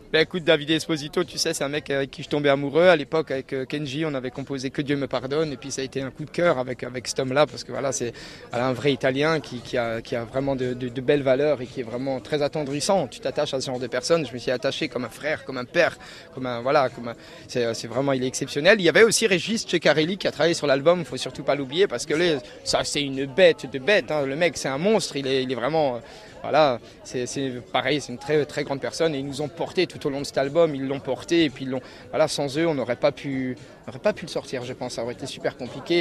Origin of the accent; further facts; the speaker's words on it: Alsace, Grand Est, France; je suis d'Alsace